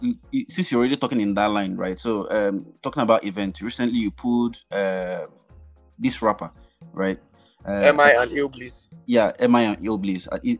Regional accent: Enugu, Enugu State, Nigeria; now in England; I grew up in Enugu. We are very, very conservative kind of people.

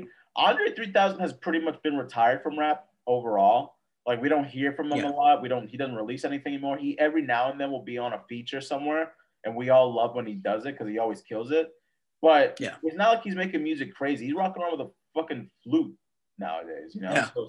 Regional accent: Atlanta, Georgia, United States; I'm from Atlanta. So maybe that's what I feel like that's what happened.

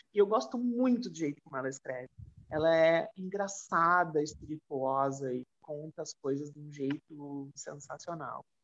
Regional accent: Rio Grande do Sul, Brazil; Eu sou gaúcha

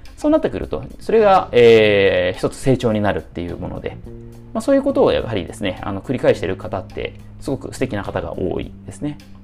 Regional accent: Nagoya, Aichi, Japan; 僕の出身である名古屋市

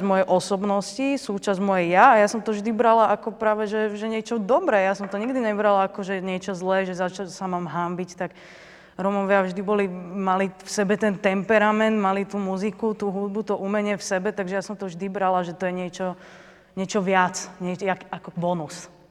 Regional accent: Slovakia; my sme Slováci

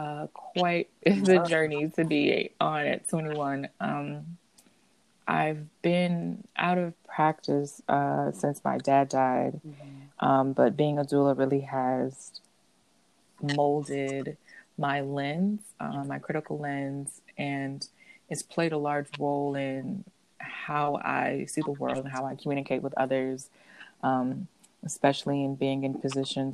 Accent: Orlando, Florida, United States; moved away as an adult; now in Washington, D.C., United States; I was born and raised in Central Florida in Orlando

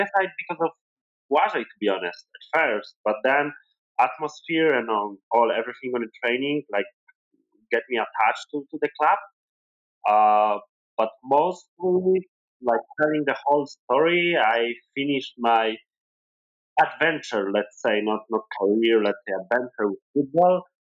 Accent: Krakow, Lesser Poland, Poland; Yeah, so I think I, am most local because I'm from Krakow, right? So like I'm, really local here. Uh, about myself, uh, probably I'm one of the youngest in the team. I'm 22.

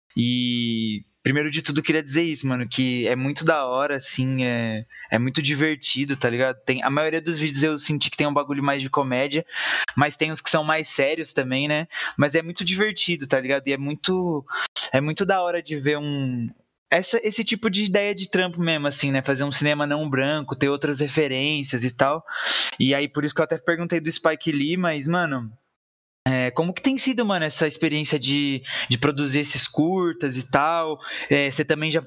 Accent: São Bernardo do Campo, São Paulo, Brazil; eu sou daqui de São Bernardo

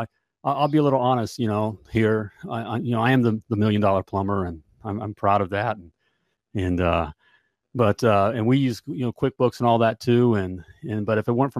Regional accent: Indianapolis, Indiana, United States; my hometown here, Indianapolis, Indiana.

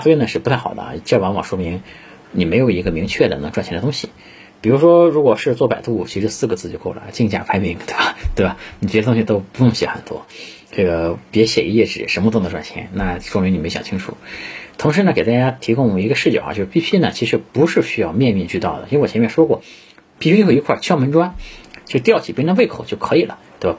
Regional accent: China; 我们中国人

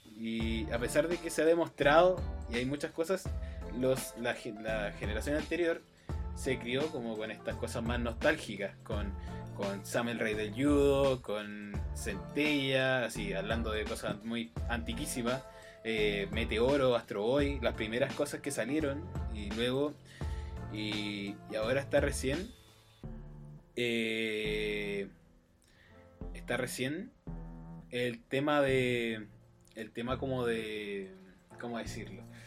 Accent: Chile; conozco a Chile porque soy de Chile

